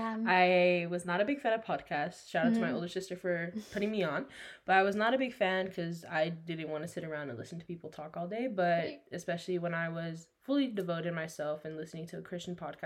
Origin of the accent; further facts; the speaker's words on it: Dallas, Texas, United States; now in Oklahoma City, United States; I was born and raised in Dallas, Texas.